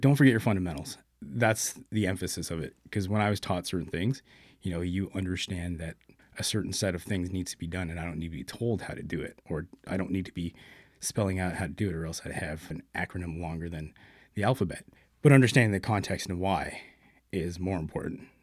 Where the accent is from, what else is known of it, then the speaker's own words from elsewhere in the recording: Brampton, Ontario, Canada; born and raised in Brampton. Pretty much did everything there growing up